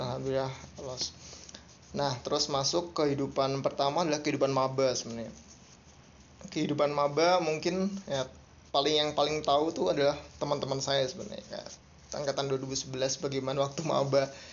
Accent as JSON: {"language": "Indonesian", "town": "Semarang", "region": "Central Java", "country": "Indonesia", "tie": "born or raised there", "also_born_or_lived": "Jakarta", "moved": "as an adult", "lives_now": "Bandung, Indonesia", "said": "Saya lahirnya di Semarang. Uh, dari kecil dari TK sampai kuliah uh, di Semarang di Undip."}